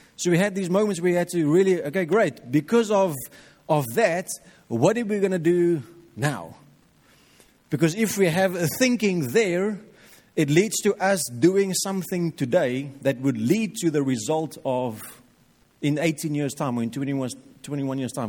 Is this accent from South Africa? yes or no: yes; South Africa; we as Afrikaans people